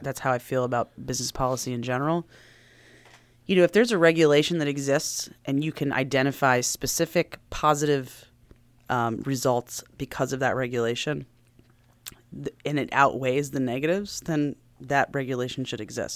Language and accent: English; Silver Spring, Maryland, United States; moved away as an adult; also born or lived in New York City; I was born and raised in Maryland, uh, grew up, grew up in Montgomery County, grew up in Silver Spring